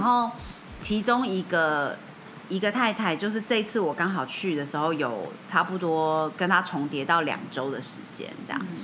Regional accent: Taiwan; 我是台湾人

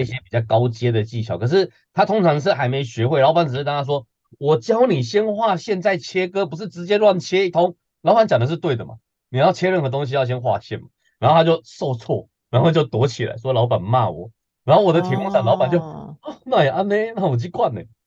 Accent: Taiwan; 我们台湾人

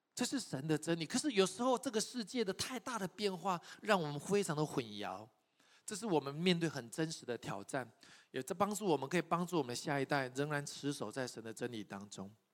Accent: Taiwan; 我从台湾来

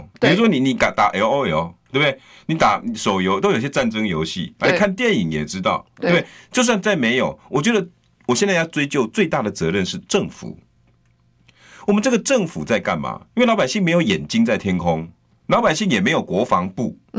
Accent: Taiwan; 用这种方式，我们台湾人民不会倒。

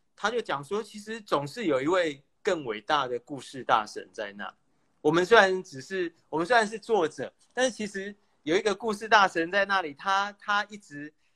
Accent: Taiwan; 作为台湾人其实很幸运

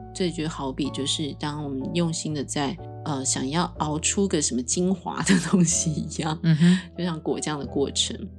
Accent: Taiwan; 我是一个从小在台湾土生土长的一个很平凡的孩子

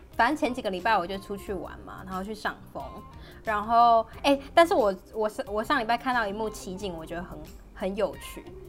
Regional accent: Taiwan; moved away; 身为一个台湾人

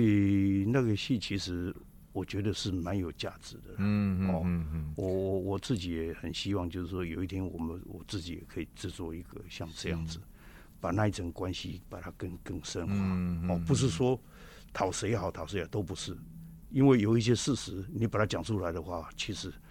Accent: Taiwan; moved away; also born or lived in Japan; 我是台湾人，我要我必须要回去。

